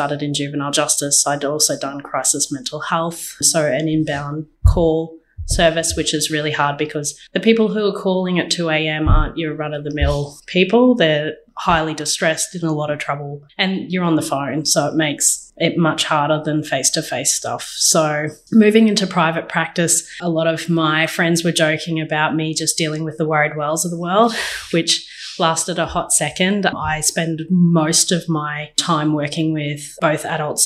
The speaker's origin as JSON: {"language": "English", "town": "Maryborough", "region": "Queensland", "country": "Australia", "tie": "born or raised there", "also_born_or_lived": "Wollongong, New South Wales / Sydney, Australia", "moved": "as an adult", "lives_now": "Dubbo, Australia", "said": "So I was born in Wollongong, raised in Queensland in a little regional town called Maryborough, where I met my husband"}